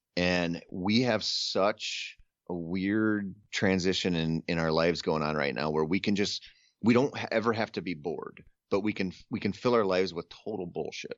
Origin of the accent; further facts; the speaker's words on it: Minnesota, United States; I grew up in Minnesota